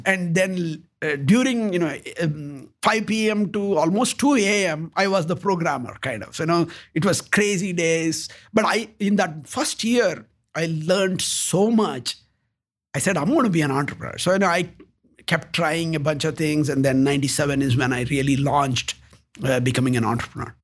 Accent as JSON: {"language": "English", "region": "South India", "country": "India", "tie": "born or raised there", "also_born_or_lived": "United States", "moved": "as an adult", "lives_now": "Columbus, United States", "said": "I was born in India"}